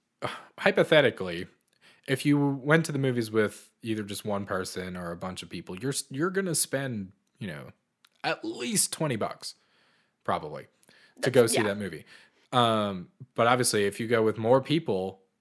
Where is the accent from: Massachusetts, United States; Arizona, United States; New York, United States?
Massachusetts, United States; Boston; I grew up in Boston, so a lot of our movie theaters charge like $15 for a ticket